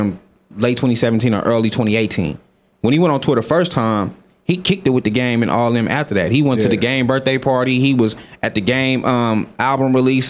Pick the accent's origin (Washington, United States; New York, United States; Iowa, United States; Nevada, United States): Nevada, United States; Las Vegas; now in Sweden; Like, I'm from Vegas. I know how this shit go.